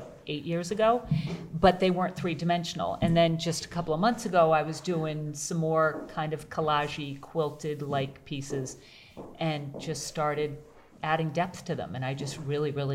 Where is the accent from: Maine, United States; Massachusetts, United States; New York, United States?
Massachusetts, United States; Lincoln; moved away as an adult; also born or lived in Rocky Neck; now in Gloucester, United States; I grew up in Lincoln, about an hour from here.